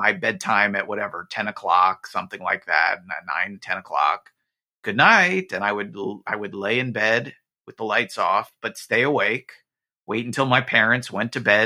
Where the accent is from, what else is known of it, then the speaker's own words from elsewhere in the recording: New Jersey, United States; I grew up in New Jersey, where, you know, we were getting the local like Fox New York stations